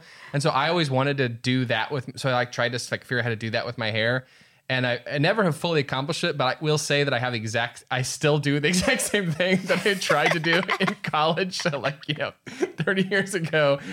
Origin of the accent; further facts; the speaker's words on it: Midwest, United States; we're both from the Midwest